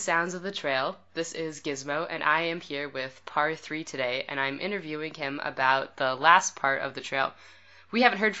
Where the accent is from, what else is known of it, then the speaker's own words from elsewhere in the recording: the West, United States; I'm from the West.